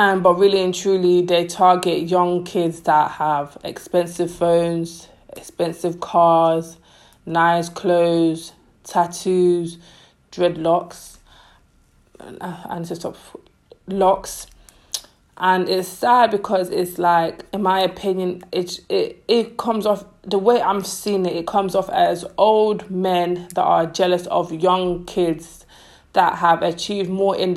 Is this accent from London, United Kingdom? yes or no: yes; London, United Kingdom; Growing up in London, like I'm 25, growing up in London, being African wasn't cool.